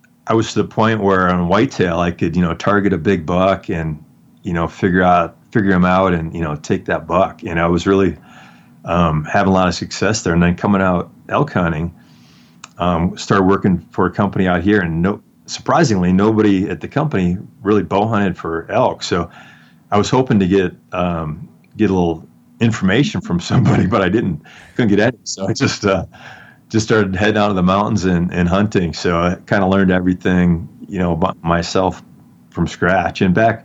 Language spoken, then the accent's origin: English; Wisconsin, United States; moved away as an adult; now in Colorado, United States; I grew up in Wisconsin hunting whitetails